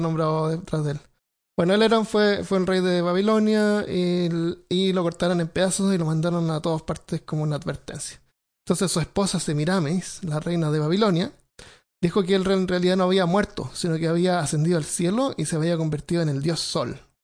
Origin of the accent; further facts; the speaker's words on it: Santiago, Santiago Metropolitan Region, Chile; moved away; yo me crié en Santiago y no, no, es una ciudad.